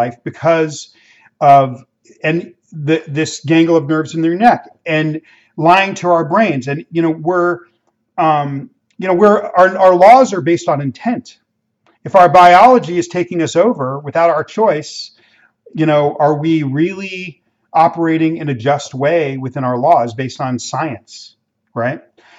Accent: Los Angeles, California, United States; I grew up in Mexican immigrant neighborhoods in inner city Los Angeles

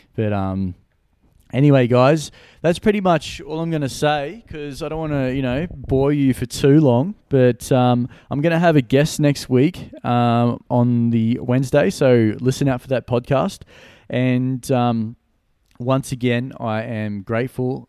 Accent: Gold Coast, Queensland, Australia; Brisbane is about an hour north from my hometown. I'm from the Gold Coast

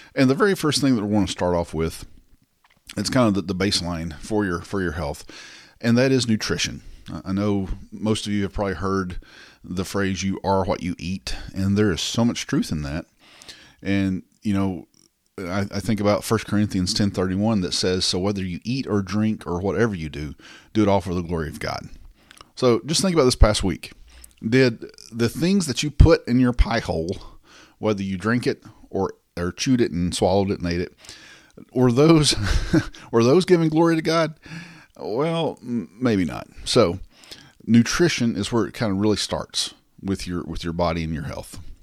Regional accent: the South, United States; I'm from the South

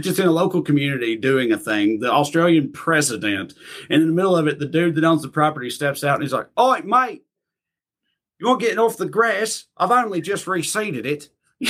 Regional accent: United States; I'm American.

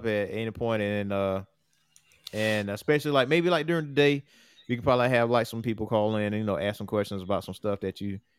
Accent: Lake City, South Carolina, United States; we're from Lake City.

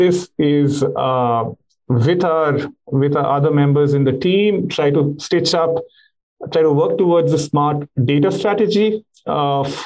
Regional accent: India; me being an Indian

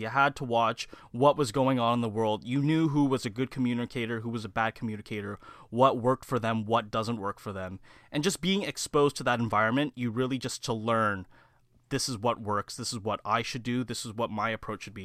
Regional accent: Mississauga, Ontario, Canada; born and raised right here in, uh, the Heartland Town Center area here

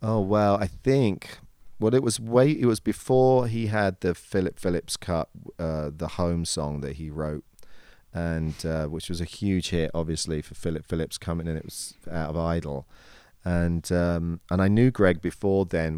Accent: England, United Kingdom; accent: British; moved away as an adult; now in United States; I maintain the British accent as much as I possibly can.

